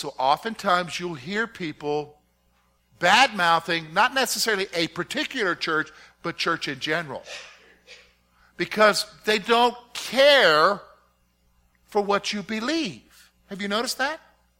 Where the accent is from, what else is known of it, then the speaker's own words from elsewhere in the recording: South Carolina, United States; also born or lived in Virginia; I grew up in the South. My dad was in the military, but he being from the South, we somehow, luckily, he considered it lucky, that we primarily got stationed either in Virginia, North Carolina, and South Carolina. And a good portion of my growing up years was in South Carolina.